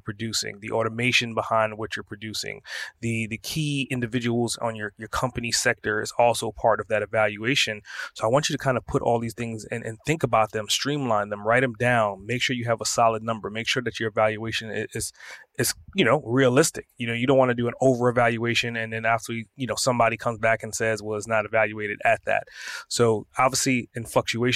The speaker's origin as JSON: {"language": "English", "town": "New York City", "region": "New York", "country": "United States", "moved": "yes", "lives_now": "Atlanta, United States", "said": "I'm originally from Brooklyn"}